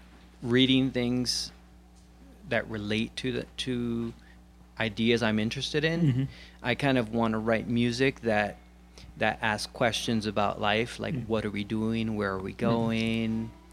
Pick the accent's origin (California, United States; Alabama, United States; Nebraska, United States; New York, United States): New York, United States; New York City; moved away as an adult; also born or lived in Rochester, New York; I'm from Brooklyn, New York. Okay. Born and raised. And about 8 years ago, I moved up to upstate New York, Rochester, New York.